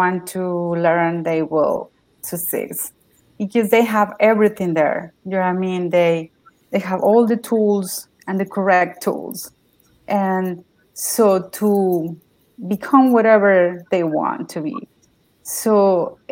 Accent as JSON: {"language": "English", "country": "Mexico", "second_language": "English", "moved": "as an adult", "lives_now": "United States", "said": "I'm from Mexico. I came to the United States in 2017"}